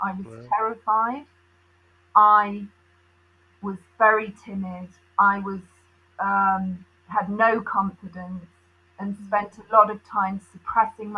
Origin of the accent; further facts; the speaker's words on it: South East England, United Kingdom; moved away as an adult; also born or lived in Uganda / Derby; I was born in Uganda, and my family were all in the south of England, south of London.